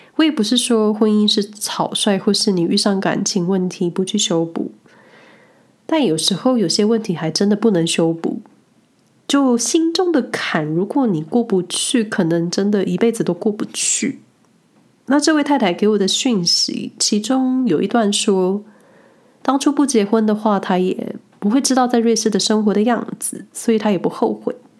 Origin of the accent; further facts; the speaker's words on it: Taiwan; now in Switzerland; 我这个来自小岛的人